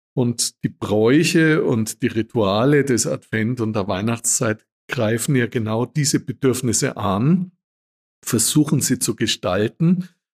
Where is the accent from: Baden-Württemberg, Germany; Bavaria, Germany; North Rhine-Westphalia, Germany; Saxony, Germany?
Bavaria, Germany; Würzburg; moved away; In meiner Heimat in Würzburg